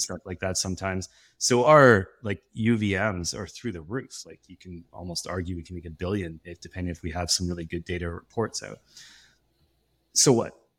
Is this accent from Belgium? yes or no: no; West Coast of Canada, Canada; As a Canadian, I was, I thought, "I'm gonna be a hockey player." And then I realized I was growing up on the West Coast